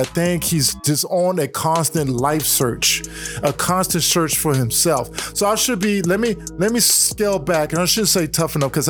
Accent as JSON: {"language": "English", "town": "Tacoma", "region": "Washington", "country": "United States", "tie": "born or raised there", "also_born_or_lived": "Oakland, California", "said": "I was born in Oakland, raised in Tacoma and Seattle area. So, great Northwest."}